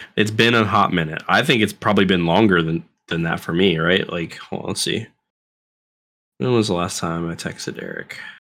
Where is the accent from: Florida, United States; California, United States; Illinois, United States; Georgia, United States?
Florida, United States; I was taught to talk this way 'cause I'm from Florida